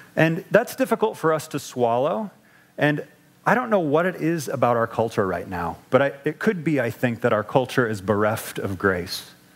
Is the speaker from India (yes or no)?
no; Midwest, United States; moved away; I'm from the Midwest